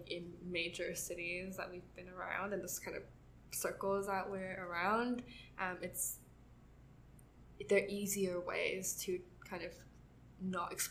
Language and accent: English; Taiwan; I've never felt viscerally unrepresented because I grew up in Taiwan I grew up around Taiwanese media a lot.